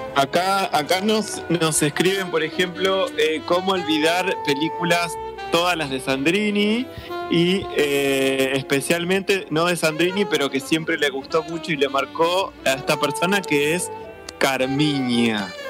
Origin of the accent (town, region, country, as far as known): Argentina